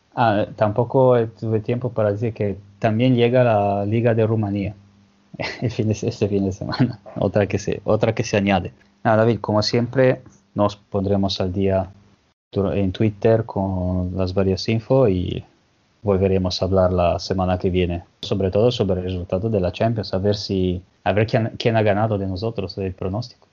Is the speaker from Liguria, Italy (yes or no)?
yes; Genoa, Liguria, Italy; Yo que soy de Genova